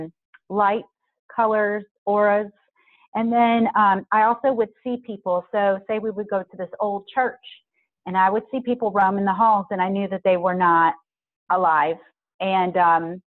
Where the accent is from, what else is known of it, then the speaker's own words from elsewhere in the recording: Southern Louisiana, United States; I'm originally from Southern Louisiana. I was born right outside New Orleans